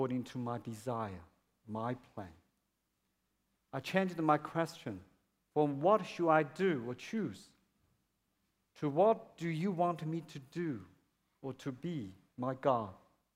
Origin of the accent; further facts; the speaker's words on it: China; English is a second language; moved away as an adult; now in Melbourne, Australia; my hometown in China, where my parents lived